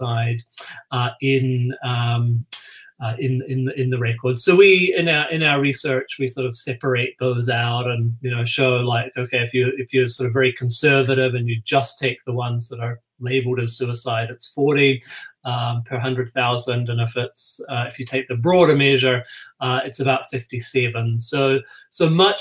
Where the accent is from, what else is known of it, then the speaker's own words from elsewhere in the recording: New Zealand; moved away as an adult; also born or lived in United States; now in Minnesota, United States; If you're hearing my accent, you're probably thinking that's probably not a Minnesota accent. I grew up in New Zealand